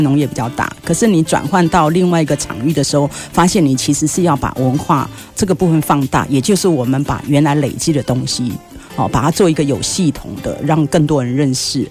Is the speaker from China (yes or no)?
no; Yilan County, Taiwan; moved away; 我是宜兰人